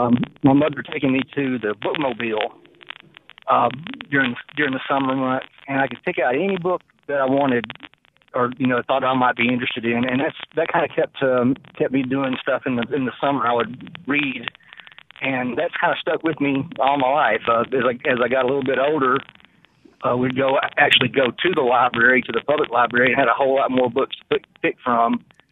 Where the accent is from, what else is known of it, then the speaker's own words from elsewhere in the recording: Memphis, Tennessee, United States; now in Pontotoc, United States; growing up in Memphis.